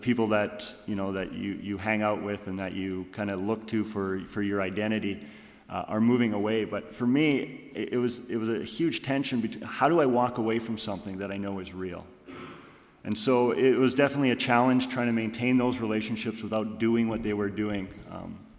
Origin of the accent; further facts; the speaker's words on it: Kitchener, Ontario, Canada; also born or lived in British Columbia; now in Goshen, United States; I grew up in Kitchener, Ontario.